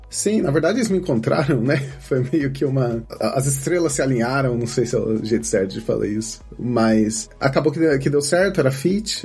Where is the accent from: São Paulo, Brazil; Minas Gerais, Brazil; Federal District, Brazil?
São Paulo, Brazil; Campinas; moved away as an adult; now in Porto, Portugal; eu sou de Campinas, no Brasil